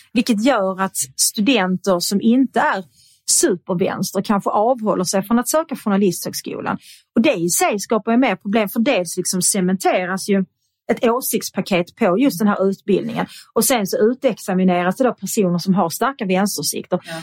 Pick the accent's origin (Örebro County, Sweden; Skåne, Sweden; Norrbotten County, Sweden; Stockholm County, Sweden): Skåne, Sweden; Svedala; also born or lived in Kirseberg, Malmö; jag är uppväxt då i Svedala